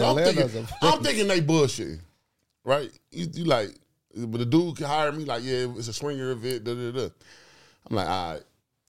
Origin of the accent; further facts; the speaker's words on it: New York, United States; I grew up with you on Chatty Patty, where I'm from. We from New York.